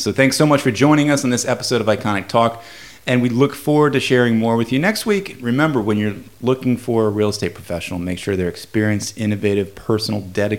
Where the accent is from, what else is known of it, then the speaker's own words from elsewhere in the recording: Williamsburg, Virginia, United States; moved away; And I'm from Williamsburg